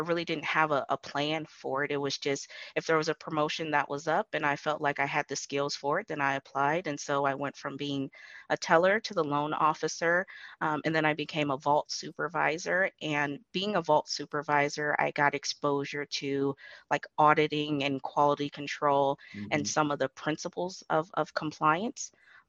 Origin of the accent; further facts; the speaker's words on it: Imperial Beach, California, United States; also born or lived in Adak, Alaska; I'm actually from Imperial Beach, which is within San Diego County, California. Both of my parents were in the Navy, so I guess you can consider me a Navy brat.